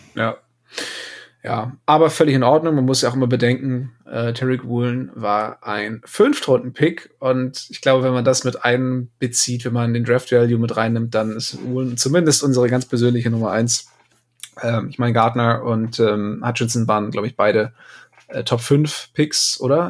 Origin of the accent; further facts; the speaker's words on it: Northern Germany, Germany; als Norddeutscher